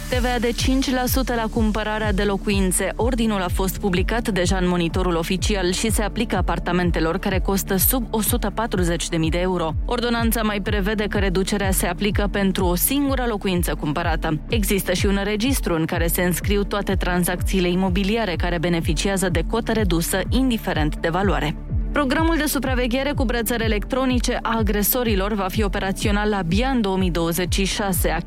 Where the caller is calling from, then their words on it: Bistrița, Bistrița-Năsăud, Romania; Foarte bună dimineața … de la Bistrița.